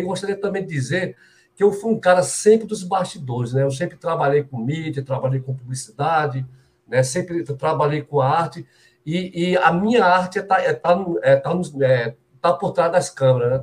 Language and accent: Portuguese; Brazil; nós somos brasileiros